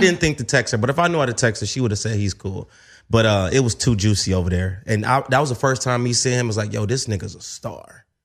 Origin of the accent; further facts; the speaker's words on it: Midwest, United States; now in Los Angeles, United States; I'm from the Midwest.